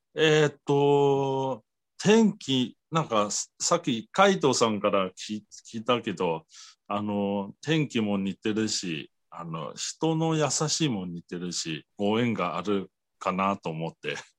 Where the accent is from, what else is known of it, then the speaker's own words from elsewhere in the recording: Taiwan; Japanese is a second language; 私が台湾出身